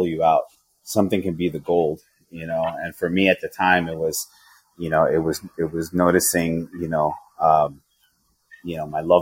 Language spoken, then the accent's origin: English; Yonkers, New York, United States; moved away; So I'm from Yonkers